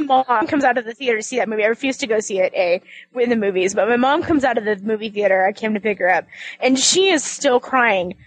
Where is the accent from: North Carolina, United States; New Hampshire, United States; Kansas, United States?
Kansas, United States; moved away; I'm from Kansas